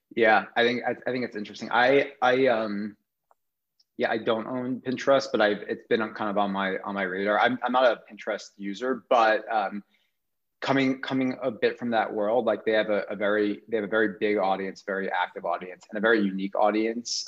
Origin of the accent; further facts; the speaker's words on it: New York, United States; I'm from New York